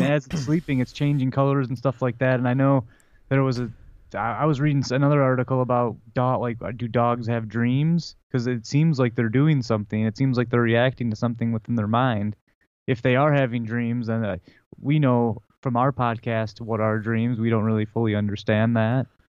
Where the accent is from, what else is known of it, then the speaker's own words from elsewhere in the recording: Detroit, Michigan, United States; we're from Detroit. We're you know Red Wings fans.